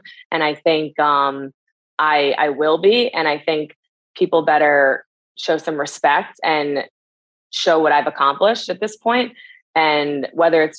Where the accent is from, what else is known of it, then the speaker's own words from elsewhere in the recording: Northeast, United States; We're both from the Northeast.